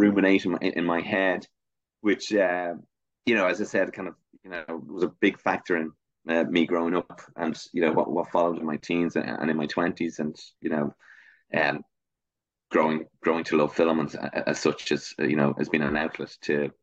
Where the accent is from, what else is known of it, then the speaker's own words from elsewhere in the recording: Dublin, Leinster, Ireland; I grew up in Leafy Castle Knock in North Dublin. And to this day, I'm still here.